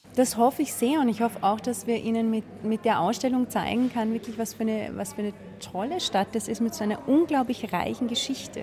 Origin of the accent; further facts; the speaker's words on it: Austria; als Österreicher läuft man durch die Welt